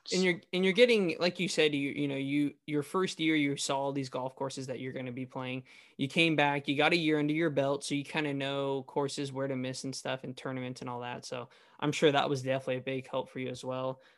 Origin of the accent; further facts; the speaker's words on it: the Valley, California, United States; I'm from the Valley